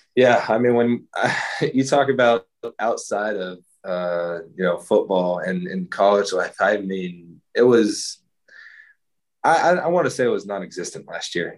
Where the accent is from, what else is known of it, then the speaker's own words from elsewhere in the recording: Texas, United States; I'm from Texas